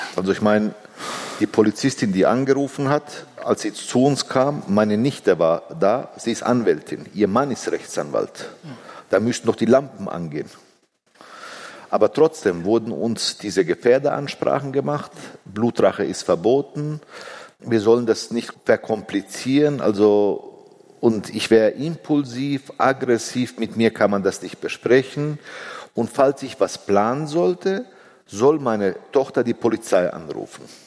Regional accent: Bavaria, Germany; Ich bin vierundsiebzig in Bayern geboren. Meine Kinder sind hier geboren

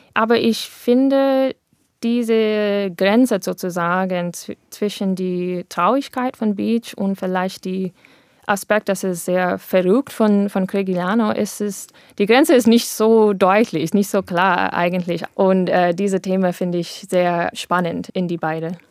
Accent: United States; German is a second language; moved away as an adult; now in Germany; wir wir sind beide dort in Amerika aufgewachsen, aber ich bin vor sechs äh, Jahren nach Deutschland umgezogen

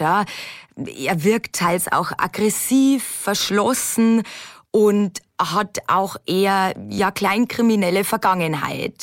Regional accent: Lower Bavaria, Germany; bei uns in Niederbayern

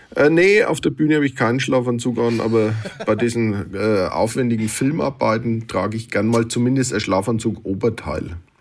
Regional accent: Nuremberg, Bavaria, Germany; accent: Franconian; also born or lived in Hamburg; ich als Mittelfranke, als evangelischer Mittelfranke

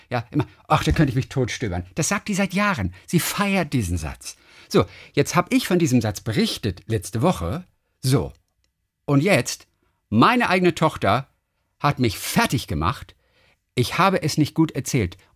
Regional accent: Lübeck, Schleswig-Holstein, Germany; born there; Und die Altstadt von Lübeck, meine Geburtsstadt

